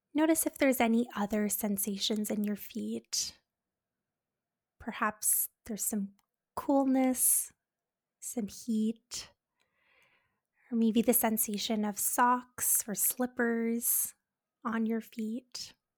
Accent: Canada

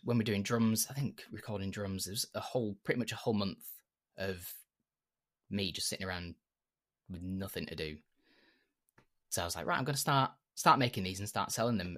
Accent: York, Yorkshire and the Humber, United Kingdom; I'm from York, which is in Yorkshire in the UK.

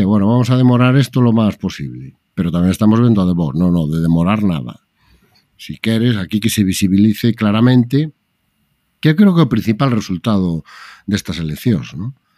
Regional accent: Galicia, Spain; para min como galego é un orgullo

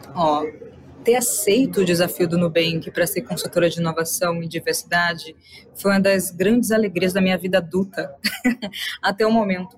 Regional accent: Salvador, Bahia, Brazil; Eu sou de Salvador, né, Bahia. Sou nordeste duas vezes porque nasci no bairro chamado Nordeste de Amaralina.

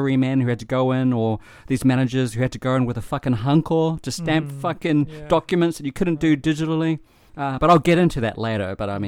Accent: New Zealand; now in Japan; I'm a New Zealander.

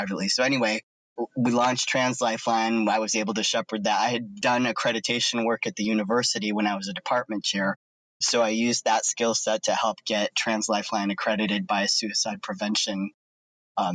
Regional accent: Cleveland, Ohio, United States; I grew up in Cleveland area in Ohio.

